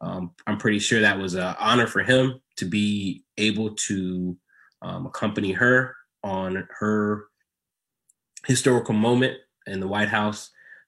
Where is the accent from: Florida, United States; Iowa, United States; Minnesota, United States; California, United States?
Florida, United States; Orlando; the Orlando Sentinel, my hometown newspaper